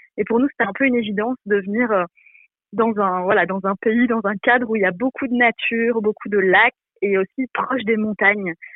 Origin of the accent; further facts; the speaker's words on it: Belgium; moved away as an adult; now in Jura, France; je viens de Belgique, euh, j'ai voilà toute ma famille en Belgique